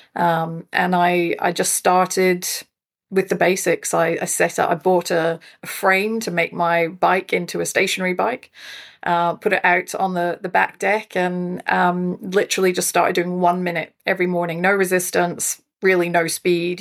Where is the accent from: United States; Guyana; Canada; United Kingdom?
United Kingdom; Scotland; moved away as an adult; also born or lived in South Africa; now in Fraser Coast, Australia; was born in South Africa, raised in Scotland, uh, but have been living in Australia for twenty years now.